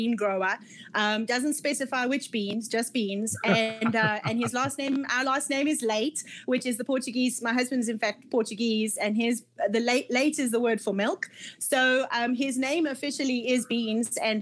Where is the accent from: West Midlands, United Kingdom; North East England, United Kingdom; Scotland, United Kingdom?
Scotland, United Kingdom; moved away as an adult; I'm Scottish by nationality or heritage. My parents are Scots